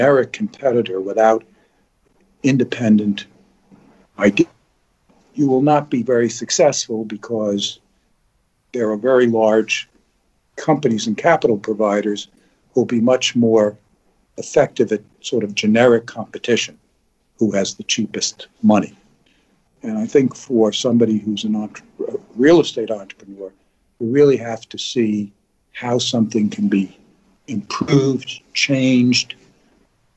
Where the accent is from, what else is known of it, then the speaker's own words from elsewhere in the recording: New York City, New York, United States; I grew up in New York City.